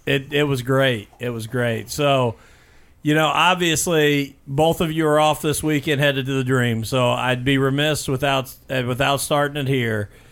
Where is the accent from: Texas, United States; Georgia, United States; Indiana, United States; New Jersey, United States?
Indiana, United States; Bloomington; also born or lived in Brownstown, Indiana; I grew up in Bloomington, but now coming to Brownstown